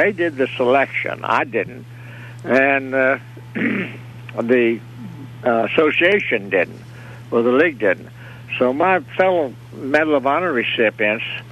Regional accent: Fairmont, West Virginia, United States; I was born and raised out in the country between Fairmont and Grafton, really, about 7 miles out of Fairmont.

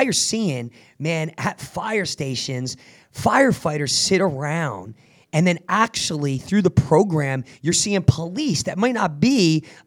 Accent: New Jersey, United States; I grew up in Jersey, man, a very rough area

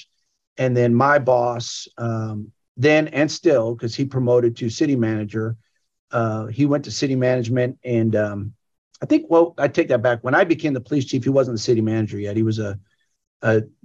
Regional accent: Camarillo, California, United States; moved away as an adult; now in Grand Prairie, United States; I grew up in Camarillo, California.

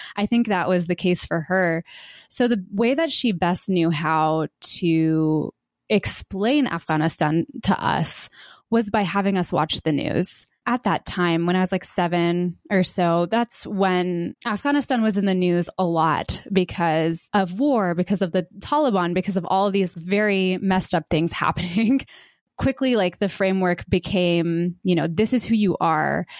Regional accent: Georgia, United States; I was born in the South, in Georgia

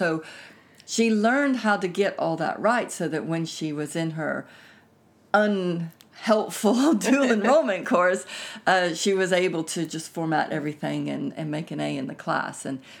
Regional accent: Texas, United States; moved away as an adult; now in United Kingdom; But I grew up in Texas, so the two come and go.

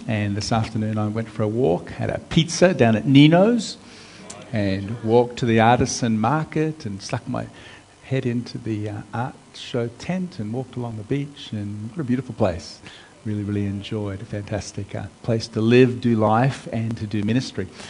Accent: United States; moved away as an adult; also born or lived in Melbourne, Australia / Rockhampton, Queensland, Australia; now in Australia; I was born in Melbourne, grew up in America

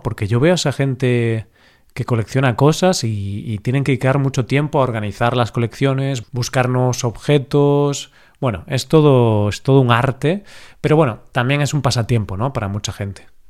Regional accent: Spain; siendo español

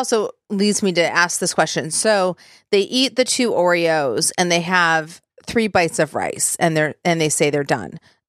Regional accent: Michigan, United States; now in Tennessee, United States; I'm from Michigan, then we call it pop. So, but I live in Tennessee and they call it soda.

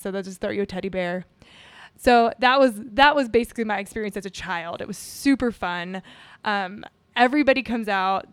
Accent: Houma, Louisiana, United States; moved away; I grew up in Houma, Louisiana

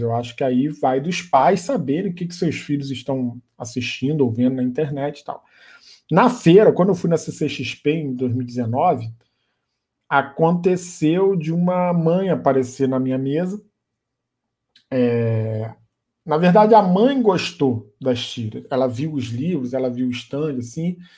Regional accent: Niterói, Rio de Janeiro, Brazil; Eu sou do Rio, de Niterói

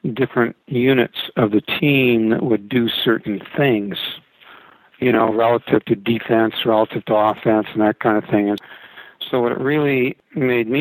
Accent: Canada; moved away as an adult; also born or lived in Vancouver, Canada; now in Arizona, United States; I'm Canadian by birth, American by choice.

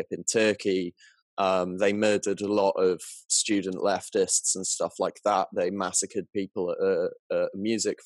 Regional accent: Southwest Wales, United Kingdom; I'm from Southwest Wales in the UK

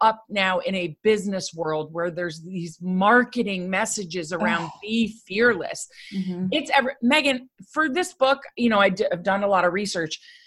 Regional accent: United States; I grew up right outside New York City.

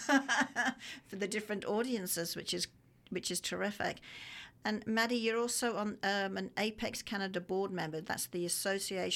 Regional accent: Australia; I am Australian.

